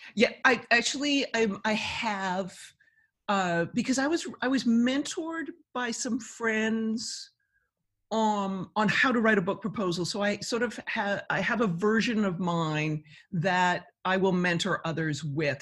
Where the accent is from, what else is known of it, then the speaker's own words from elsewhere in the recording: Canada; being Canadian